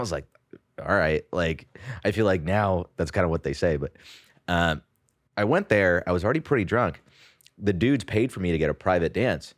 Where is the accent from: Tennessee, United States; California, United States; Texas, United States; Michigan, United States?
California, United States; San Jose; moved away as an adult; also born or lived in India; now in New York, United States; I did grow up in the Bay Area. I was actually born in India